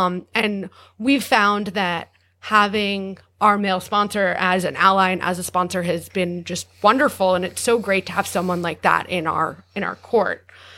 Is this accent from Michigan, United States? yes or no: no; New York, United States; I'm a New Yorker.